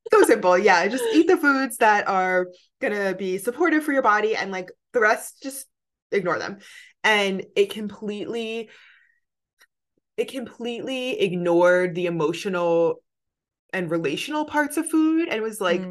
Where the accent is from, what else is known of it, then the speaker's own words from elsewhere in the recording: New Jersey, United States; moved away as an adult; also born or lived in New York City; now in California, United States; I'm from New Jersey on the East Coast